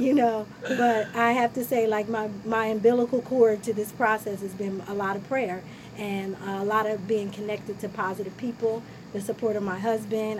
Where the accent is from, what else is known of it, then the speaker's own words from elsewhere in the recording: Ewing Township, New Jersey, United States; we grew up in Ewing